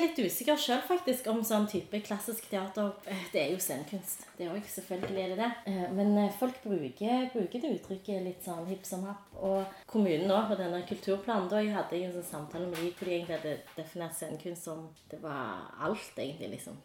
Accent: Stavanger, Rogaland, Norway; jeg er fra Sunde

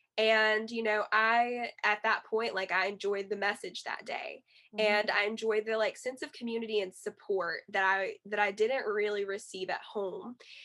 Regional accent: the South, United States; And I'm in the Bible Belt as well in the South. So, you know, like growing up in the Bible Belt in the South, at, you know, growing up in a Christian household

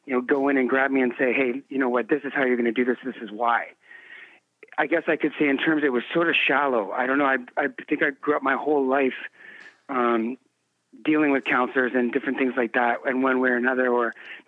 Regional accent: Canada; I was born and raised in Canada

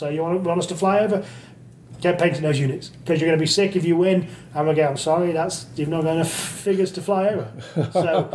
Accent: Manchester, North West England, United Kingdom; accent: nondescript Northern; moved away as an adult; also born or lived in Leeds; now in Nottingham, United Kingdom; I grew up in Manchester, but just south of Manchester, so I didn't get a proper Manchester accent.

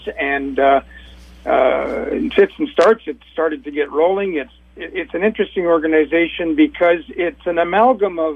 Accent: British Columbia, Canada; I'm a Canadian, my area of British Columbia was a hotbed of mine mill organizing

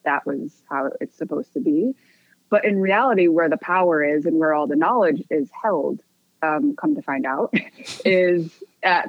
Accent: Michigan, United States; also born or lived in Korea; I was adopted at 4 months old, and I was raised in Michigan in a very white suburb

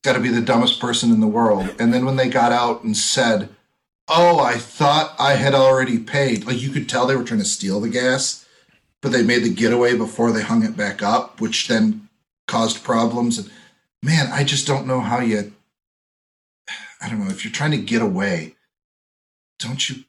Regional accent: Green Bay, Wisconsin, United States; accent: Wisconsin; growing up in Green Bay

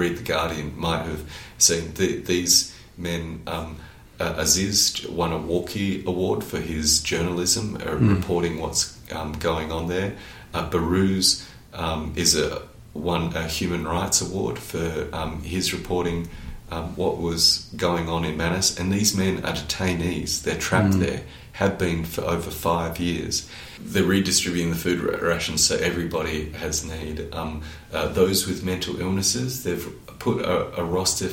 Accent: Australia; as an Australian

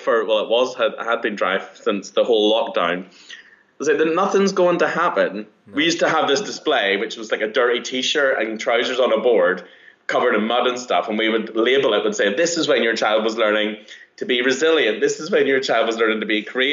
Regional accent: Northern Ireland, United Kingdom; moved away; I'm from Northern Ireland. I'm from, like, a seaside town. So for me, growing up in the countryside

